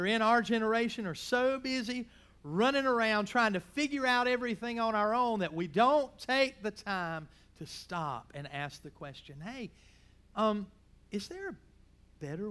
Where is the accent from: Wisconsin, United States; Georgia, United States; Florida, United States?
Georgia, United States; I grew up in the South. I grew up in Georgia, and I was taught to call people if they were older than me